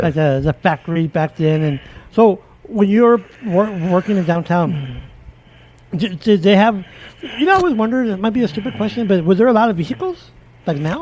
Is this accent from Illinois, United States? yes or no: yes; Chicago, Illinois, United States; where I grew up in the East our Austin area, Austin High School